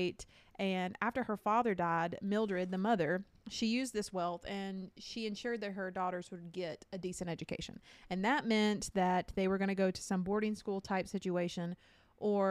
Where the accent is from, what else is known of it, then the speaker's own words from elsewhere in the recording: the South, United States; we're from the South